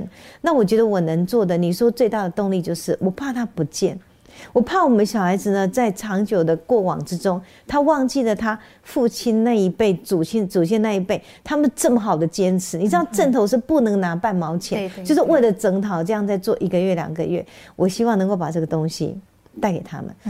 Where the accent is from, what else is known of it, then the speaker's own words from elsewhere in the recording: Taichung, Taiwan; 我是我是台中人，他说，你国语怎么讲那么标准呢？